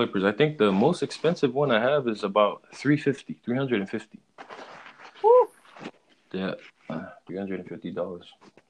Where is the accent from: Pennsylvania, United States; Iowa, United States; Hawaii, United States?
Hawaii, United States; now in Oregon, United States; They told me that the fact that I was from Hawaii, and there's only two ways you can cut hair in the state of Oregon